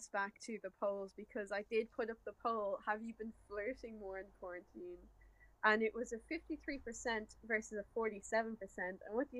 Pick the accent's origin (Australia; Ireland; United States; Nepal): Ireland; the first thing they say is, oh, you're from Ireland. And I'm like, yeah